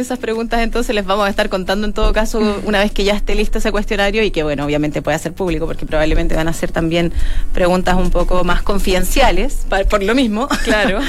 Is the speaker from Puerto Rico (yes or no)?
no; Chile; nuestro comportamiento sexual como chilenos